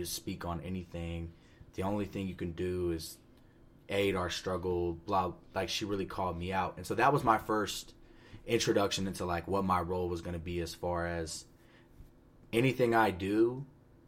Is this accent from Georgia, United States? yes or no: yes; Powder Springs, Georgia, United States; I'm from Powder Springs, Georgia, which is in Cobb County. It's like Metro Atlanta area.